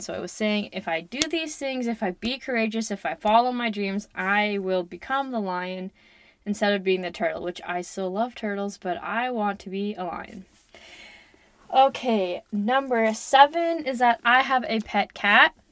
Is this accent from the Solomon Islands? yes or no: no; Lloydminster, Canada; also born or lived in Kitscoty; I am from Canada. I grew up in and around Lloydminster